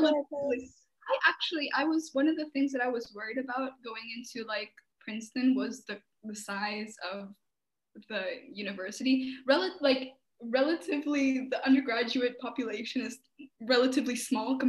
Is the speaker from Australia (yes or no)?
no; Albania; we're such warm people